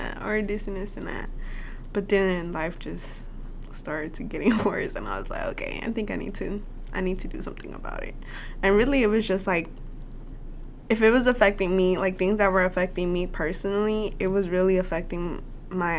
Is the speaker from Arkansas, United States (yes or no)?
yes; Little Rock, Arkansas, United States; we're both from Little Rock